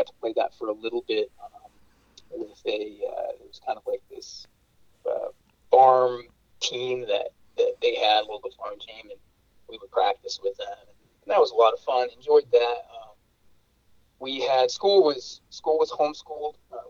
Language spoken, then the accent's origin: English; Florida, United States; growing up in Florida, you get little grass snakes and whatnot.